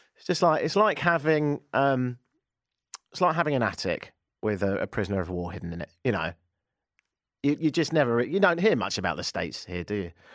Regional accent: United Kingdom; now in Canada; me being British

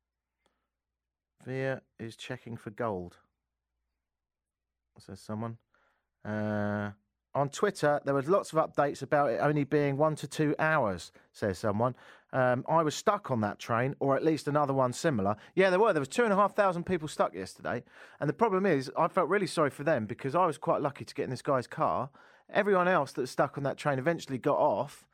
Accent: United Kingdom; now in Canada; I'm British

